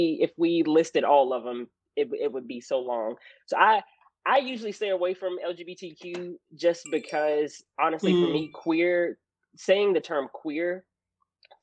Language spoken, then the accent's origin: English; Arkansas, United States; accent: country; as a Black kid growing up in Arkansas